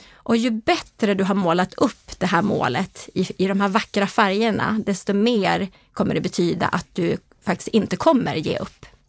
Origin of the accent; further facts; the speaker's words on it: Härnösand, Västernorrland County, Sweden; also born or lived in Ånge; Norrlandstjej. Precis som du säger eh, är jag född i Ånge men jag är faktiskt uppväxt i Härnösand.